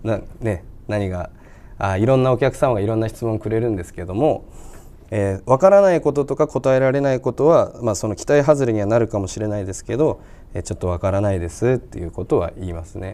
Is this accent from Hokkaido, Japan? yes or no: yes; Fukagawa, Hokkaido, Japan; 僕深川出身深川市北海道深川市出身